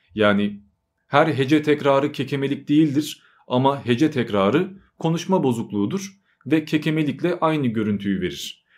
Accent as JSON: {"language": "Turkish", "country": "Turkey", "tie": "born or raised there", "also_born_or_lived": "Albania", "first_language": "Albanian", "said": "ben hem Arnavutça ile hem de Türkçeyle büyüdüm ve 3-4 yaşlarındayken Arnavutluktan Türkiye'ye taşındık"}